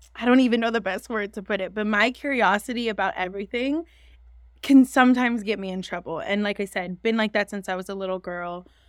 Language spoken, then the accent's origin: English; San Francisco, California, United States; moved away as an adult; now in Los Angeles, United States; I am from San Francisco, California